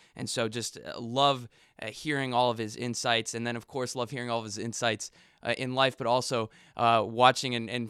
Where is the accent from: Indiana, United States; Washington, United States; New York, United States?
Indiana, United States; I grew up here in Indiana